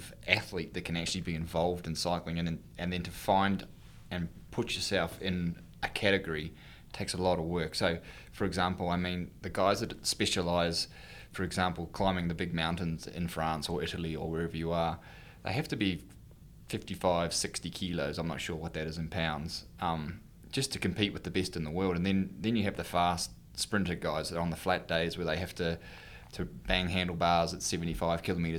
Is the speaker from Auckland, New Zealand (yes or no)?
no; Dunedin, Otago, New Zealand; moved away as an adult; also born or lived in United States / Europe; I'm originally from Dunedin, New Zealand